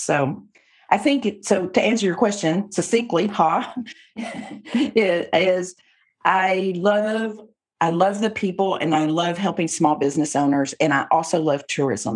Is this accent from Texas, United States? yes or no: yes; Texas, United States; I'm a Texan